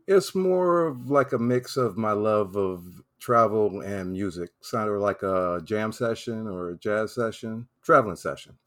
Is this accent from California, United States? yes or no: no; South Carolina, United States; moved away as an adult; also born or lived in Okinawa, Japan; now in Florida, United States; I was born and raised in South Carolina